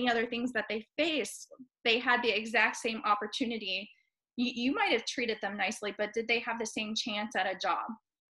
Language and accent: English; West Virginia, United States; also born or lived in Appalachia / Charleston County, South Carolina; now in Charleston, United States; I'm from West Virginia